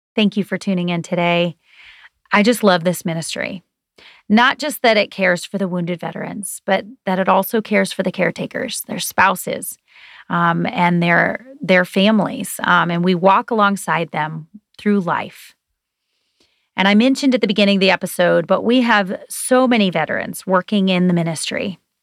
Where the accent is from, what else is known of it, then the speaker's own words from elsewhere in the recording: United States; We are grateful to be Americans